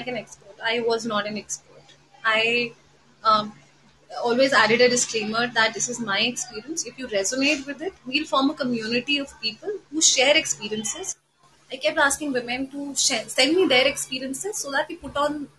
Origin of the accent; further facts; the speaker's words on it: Lucknow, Uttar Pradesh, India; now in Delhi, India; I come from Delhi. I've been born and raised in Lucknow, so I have a very strong connection to Lucknow